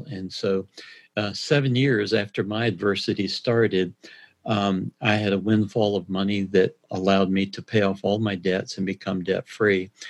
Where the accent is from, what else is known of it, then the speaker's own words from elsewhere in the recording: South Carolina, United States; now in Atlanta, United States; I grew up in South Carolina, but uh, lived in Atlanta since uh, 1980.